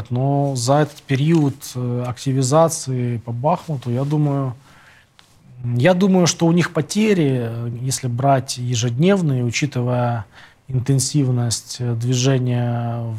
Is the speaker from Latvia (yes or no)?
no; Kyiv, Ukraine; moved away; also born or lived in Boryspil; родился в Борисполе, да, Борисполь. в Киеве жил все эти годы.